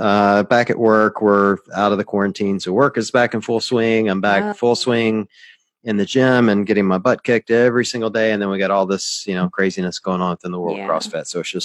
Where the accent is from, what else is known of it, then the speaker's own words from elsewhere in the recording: Tupelo, Mississippi, United States; throwing down at the gym there in Tupelo, Mississippi, which is my hometown.